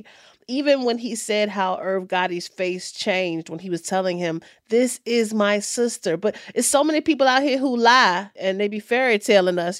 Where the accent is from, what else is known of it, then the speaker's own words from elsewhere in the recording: Richmond, Virginia, United States; right here from my hometown of Richmond, Virginia